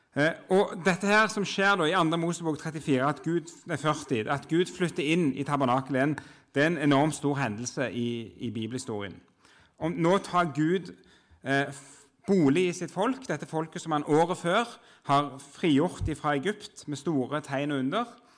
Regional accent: Jørpeland, Rogaland, Norway; moved away as an adult; now in Oslo, Norway; jeg kommer fra Rogaland, Jørpeland opprinnelig, men har bodd i Oslo siden 2003

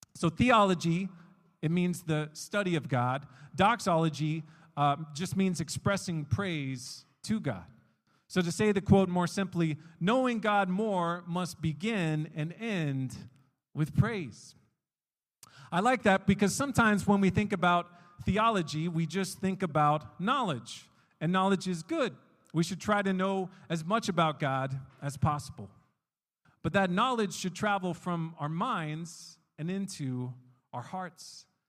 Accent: United States; moved away as an adult; now in Gdańsk, Poland; from my home country, from the States

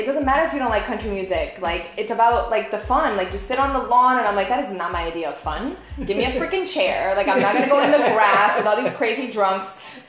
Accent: Miami Beach, Florida, United States; also born or lived in Brazil / Plantation, Florida; I went to elementary school when I moved here from Brazil, and middle school in South Beach. Like, that's where I grew up. And it was a very Latin community. Everyone spoke Spanish, so it was like either really Latin or really Jewish.

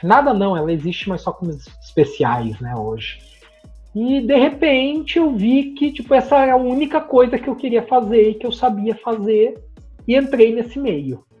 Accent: Bela Vista do Paraíso, Paraná, Brazil; Eu sou de uma cidadezinha do interior do Paraná, que chama Bela Vista do Paraíso

